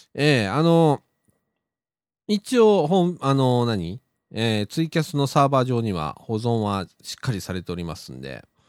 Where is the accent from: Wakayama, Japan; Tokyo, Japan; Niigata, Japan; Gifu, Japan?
Wakayama, Japan; Shirahama; 白浜はうちの実家